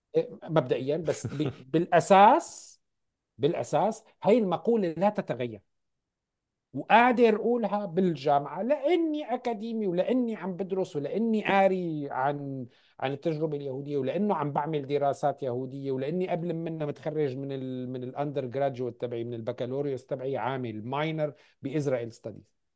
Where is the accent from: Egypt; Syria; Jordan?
Syria; moved away as an adult; now in Canada; انا فلسطيني فلسطيني سوري